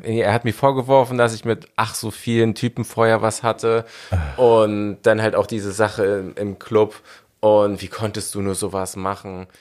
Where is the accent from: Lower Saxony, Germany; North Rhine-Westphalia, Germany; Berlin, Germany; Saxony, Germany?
Berlin, Germany; Ich bin halt ein Großstadtkind. Ich bin in Berlin groß geworden